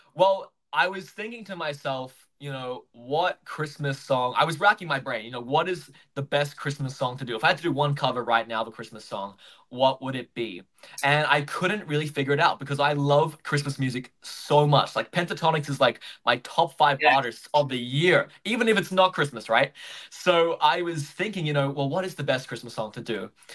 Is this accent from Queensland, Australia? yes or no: yes; Gold Coast, Queensland, Australia; now in Brisbane, Australia; So I grew up on the Gold Coast. That's where I was born uh, in Queensland, but now I live in Brisbane.